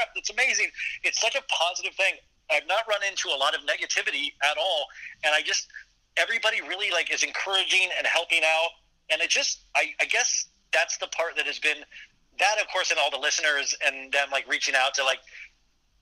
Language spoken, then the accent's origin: English; Kansas, United States; I grew up in Kansas